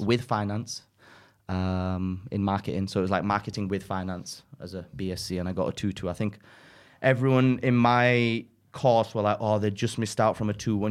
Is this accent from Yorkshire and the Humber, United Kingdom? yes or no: yes; Dewsbury, Yorkshire and the Humber, United Kingdom; accent: northern; also born or lived in Pakistan; being brought up in Yorkshire